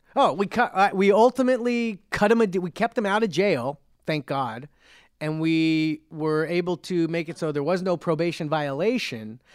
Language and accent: English; Cerritos, California, United States; I'm from Cerritos, it's Cerritos